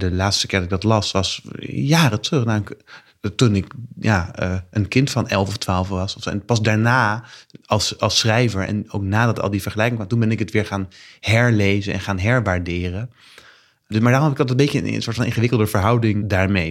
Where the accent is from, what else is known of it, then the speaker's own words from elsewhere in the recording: The Hague, South Holland, Netherlands; moved away; Ik ben net terug verhuisd naar, naar Den Haag, waar ik ben opgegroeid als kind.